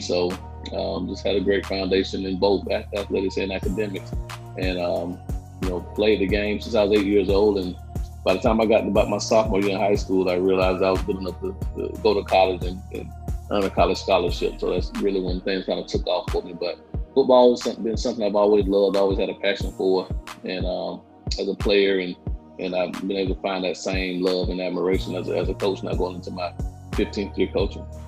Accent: Quincy, Florida, United States; I grew up in a small town of Quincy, Florida.

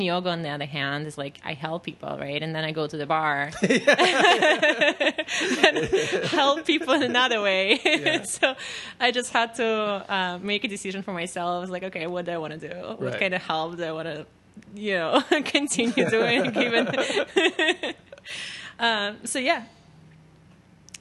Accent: Russia; first language Russian; English is a second language; now in New York, United States; I barely speak Russian. I mean, I can speak it. It's my native language

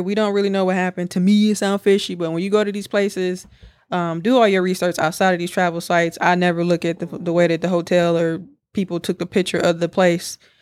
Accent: United States; we're from America.

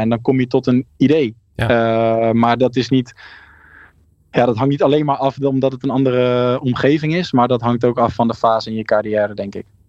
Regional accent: South Holland, Netherlands; ik kwam natuurlijk uit Zuid-Holland

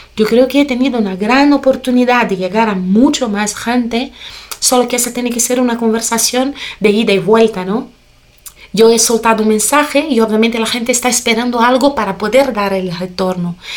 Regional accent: Brazil; Spanish is a second language; yo nací en una familia muy colorida, ¿no? Una familia brasileña

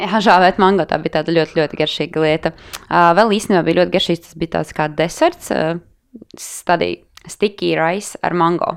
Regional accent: Latvia; Tu pasaki no Latvijas

